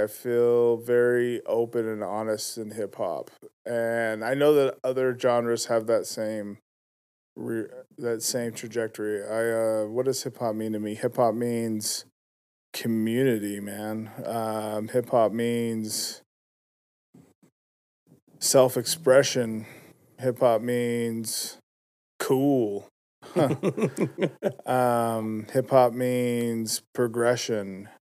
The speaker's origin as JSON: {"language": "English", "town": "West Valley City", "region": "Utah", "country": "United States", "tie": "born or raised there", "also_born_or_lived": "Magna, Utah", "said": "I was born in West Valley."}